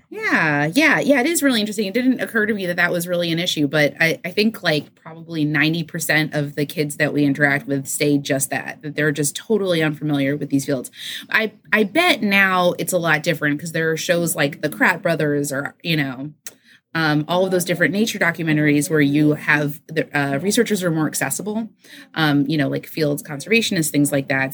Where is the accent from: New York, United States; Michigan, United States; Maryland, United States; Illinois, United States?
New York, United States; New York City; moved away; I grew up in New York City